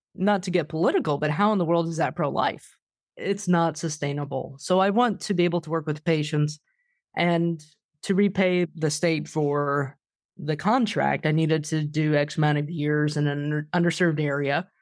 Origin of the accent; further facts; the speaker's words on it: Wichita, Kansas, United States; my hometown of Wichita